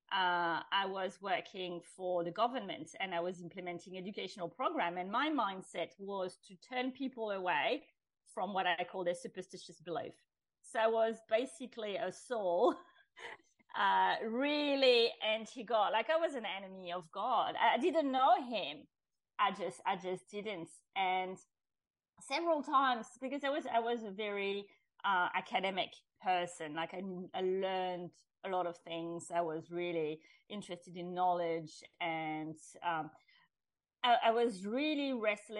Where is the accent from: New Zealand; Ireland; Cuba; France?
France; I grew up in France, which is traditionally a Catholic country